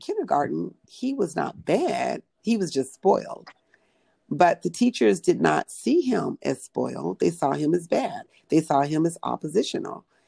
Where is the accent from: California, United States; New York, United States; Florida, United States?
California, United States; Pomona; I grew up in Pomona, California, 30 miles east of Los Angeles